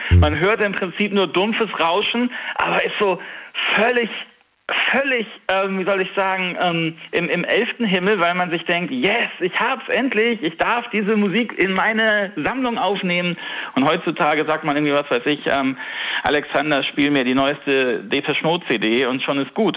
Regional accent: Northern Germany, Germany; ich bin Norddeutscher

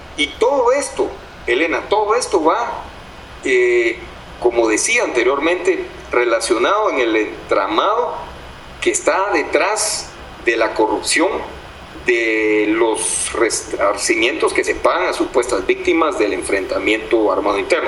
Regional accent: Guatemala; no somos los guatemaltecos quienes gobernamos ahora nuestro país

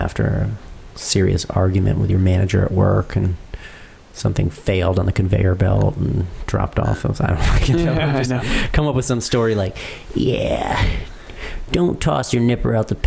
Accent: Connecticut, United States; We're from Connecticut.

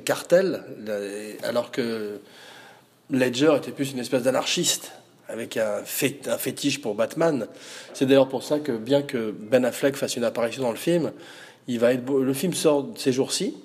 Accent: Provence-Alpes-Côte d'Azur, France; chez nous, en Provence

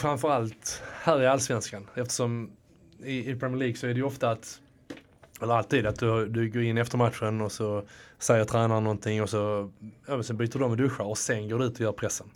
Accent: Landskrona, Skåne, Sweden; also born or lived in Netherlands; now in Stockholm, Sweden; nu kommer jag från, eh, från, från Skåne, men från, precis. Landskrona

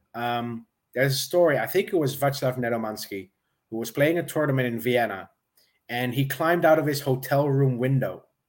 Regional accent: Netherlands; I'm from the Netherlands

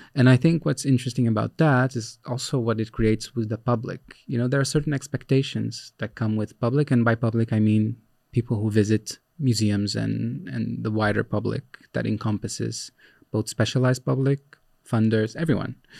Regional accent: Brazil; moved away as an adult; now in Netherlands; I was born in Brazil. I worked in Brazil for a long time

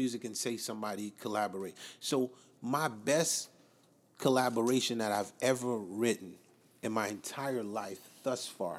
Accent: New Jersey, United States; so Whitney from Jersey, like us.

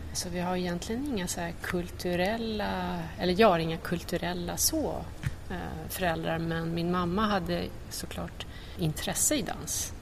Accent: Trångsund, Stockholm County, Sweden; lite utanför Stockholm. Trångsund heter ja. det

